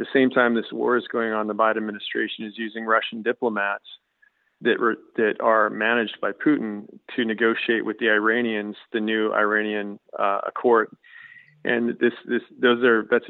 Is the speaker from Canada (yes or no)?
yes; Canada; as a Canadian